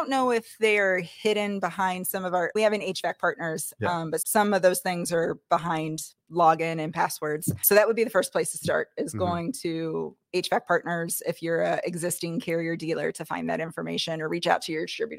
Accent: Brookville, Indiana, United States; Brookville, Indiana.

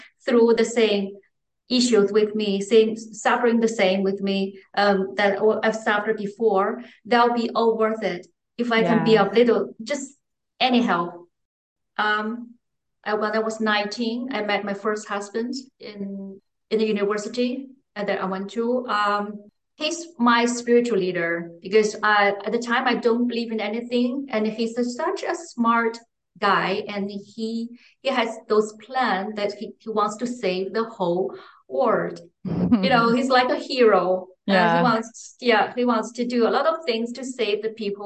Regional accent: Beijing, China; English is a second language; now in Frankfurt, Germany; I was born and raised in Beijing, the capital city of China

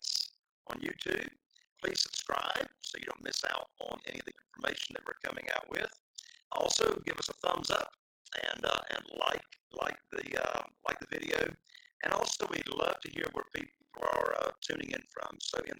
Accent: Morehead City, North Carolina, United States; broadcasting to you on this show from Morehead City, North Carolina, my hometown.

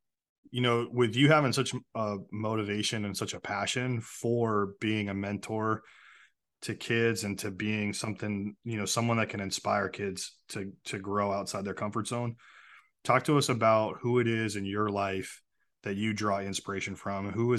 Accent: Phoenix, Arizona, United States; Oh, yeah. Nice place.

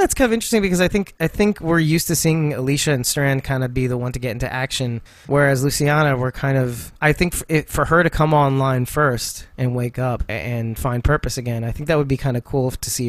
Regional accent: New York, United States; as a New Yorker, I'm offended by this.

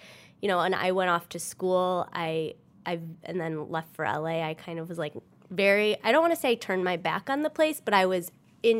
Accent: Michigan, United States; accent: Michigan; moved away; my Michigan accent

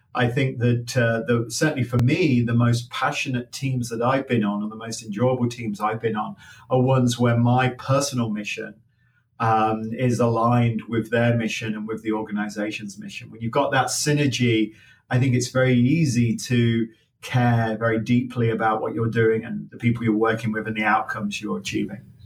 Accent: Leicester, East Midlands, United Kingdom; now in United States; I was born in Leicester, just outside Leicester

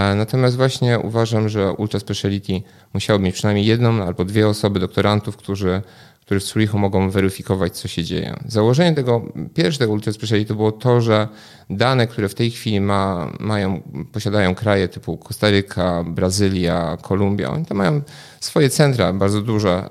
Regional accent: Poland; also born or lived in England; dorastałem w Polsce

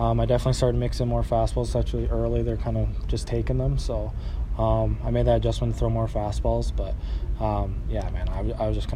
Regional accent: Canada; moved away; just being from Canada

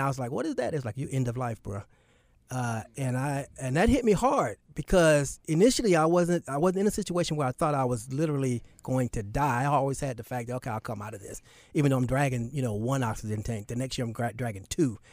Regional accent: Charlotte, North Carolina, United States; also born or lived in Newark, New Jersey; was born in Newark, New Jersey. But as soon as I was born, I moved back to Charlotte.

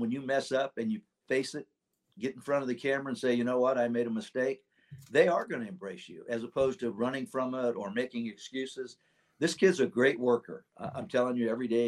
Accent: Sacramento, California, United States; I know Dusty, we grew up together in Sacramento

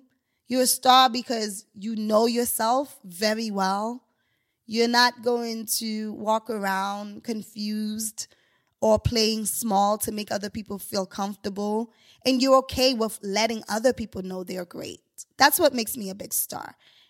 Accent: New York, United States; I'm a New Yorker. I was like, I don't drive

